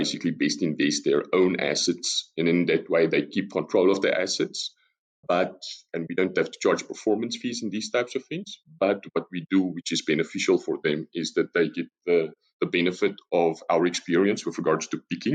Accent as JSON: {"language": "English", "country": "South Africa", "moved": "as an adult", "lives_now": "Netherlands", "said": "as you probably noticed from the accent already, I'm South African, but I've been in the Netherlands for the past 8 years."}